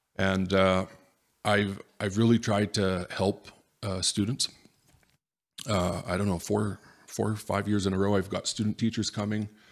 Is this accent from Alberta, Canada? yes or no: yes; Edmonton, Alberta, Canada; born or raised there; also born or lived in Rimbey, Alberta / Tomahawk, Alberta